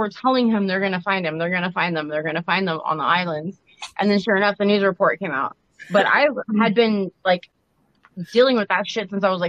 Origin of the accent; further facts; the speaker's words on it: Ventura, California, United States; also born or lived in Los Angeles, California; I grew up in Ventura in, like, southern central California. It's probably about, like, 45 miles north of L.A. Yeah, 45 miles north of L.A.